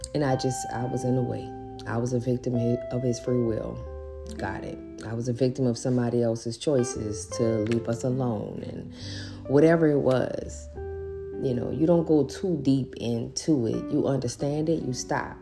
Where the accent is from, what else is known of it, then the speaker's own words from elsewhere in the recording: New Orleans, Louisiana, United States; grew up in New Orleans